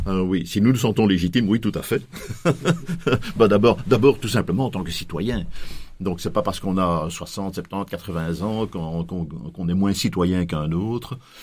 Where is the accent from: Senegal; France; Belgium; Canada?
Belgium; chez nous en Belgique